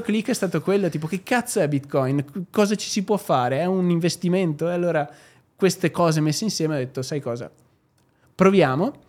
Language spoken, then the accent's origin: Italian; Albignasego, Veneto, Italy; moved away as an adult; also born or lived in Sydney, Australia / London, United Kingdom / Dubai, United Arab Emirates; io arrivo da Padova